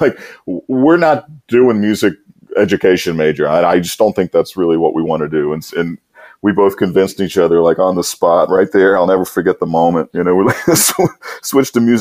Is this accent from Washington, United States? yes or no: no; Metairie, Louisiana, United States; also born or lived in New Brunswick, New Jersey; I was raised out in Metairie, which is not New Orleans